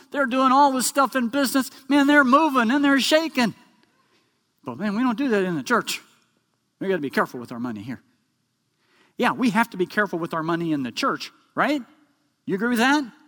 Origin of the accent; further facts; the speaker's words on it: Oklahoma, United States; we grew up in Oklahoma